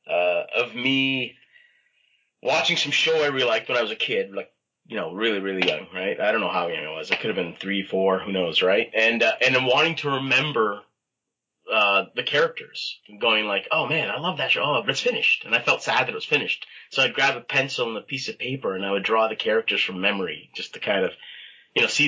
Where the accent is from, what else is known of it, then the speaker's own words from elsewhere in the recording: Toronto, Ontario, Canada; Um, in Toronto, Scarborough, actually.